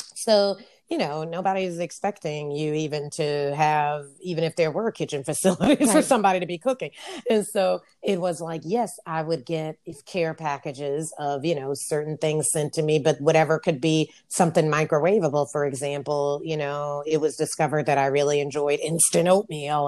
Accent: New York, United States; also born or lived in Japan / Barcelona, Spain; I ever knew as an American. Because here in America, especially being in New York

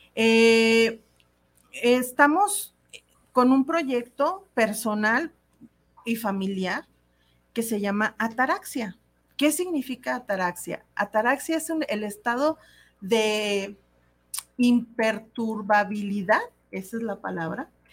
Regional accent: Mexico; como sociedad mexicana

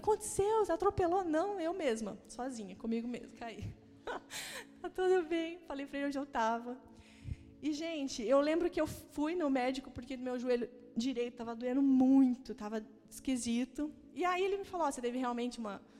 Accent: Maringá, Paraná, Brazil; now in Curitiba, Brazil; Eu sou do interior do Paraná, sou de Maringá

